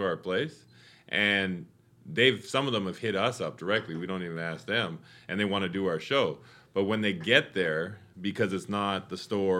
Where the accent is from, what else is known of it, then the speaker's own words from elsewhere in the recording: Winnipeg, Manitoba, Canada; now in Los Angeles, United States; Winnipeg, Canada.